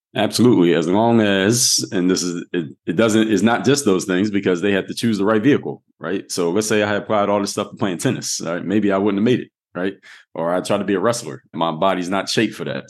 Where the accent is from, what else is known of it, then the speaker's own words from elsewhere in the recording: Philadelphia, Pennsylvania, United States; now in Miami, United States; I'm from Mount Airy